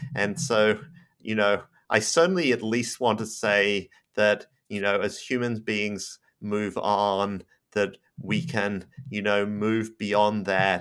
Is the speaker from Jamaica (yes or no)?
no; Australia; moved away as an adult; now in United States; I'm Australian